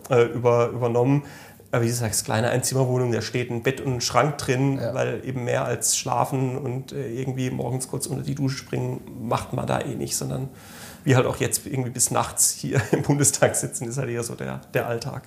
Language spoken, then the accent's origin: German; Malterdingen, Baden-Württemberg, Germany; Ich komme aus dem schönen Malterding, das ist äh, in Südbaden ähm, zwischen Freiburg und Offenburg